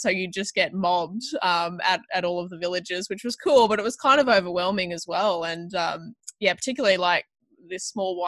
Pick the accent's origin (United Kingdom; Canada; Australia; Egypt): Australia; Toowoomba, Queensland; I grew up in Toowoomba